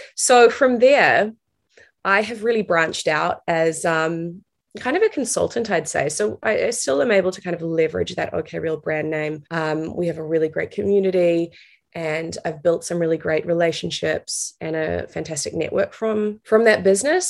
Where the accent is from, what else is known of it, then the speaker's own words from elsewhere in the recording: New Zealand; moved away as an adult; also born or lived in New York; I'm originally from New Zealand. That's where I am right now. Uh, it's where I grew up.